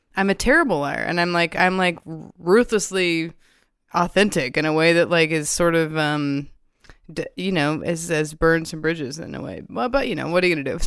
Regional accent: the South, United States; I'm also from the South, like, I'm from a family of, like, warm Southern people, and I think I did grow up with that skill

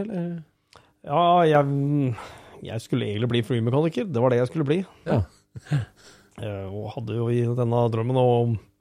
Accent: Skien, Telemark, Norway; er jeg født og oppvokst på Geitryggen, rett eh, i, i Skien

